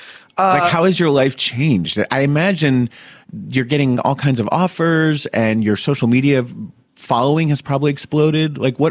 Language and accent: English; Summit, New Jersey, United States; I'm from Summit.